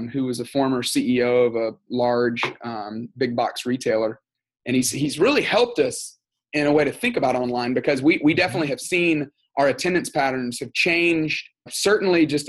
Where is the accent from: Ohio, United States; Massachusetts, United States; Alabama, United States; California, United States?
Alabama, United States; Tuscaloosa; moved away as an adult; also born or lived in Texas; now in Atlanta, United States; I grew up in Tuscaloosa, Alabama